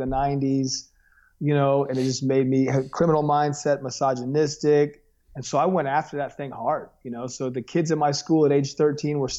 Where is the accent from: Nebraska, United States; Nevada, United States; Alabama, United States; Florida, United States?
Nevada, United States; Las Vegas; also born or lived in Los Angeles, California; now in Thomasville, Georgia, United States; I was born in America's Holy Land